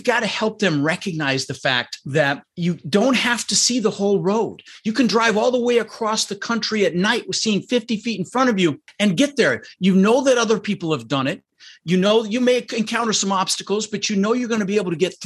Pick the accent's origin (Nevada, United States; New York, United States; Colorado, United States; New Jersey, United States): Colorado, United States; Denver; also born or lived in Netherlands; And we ended up in Denver, Colorado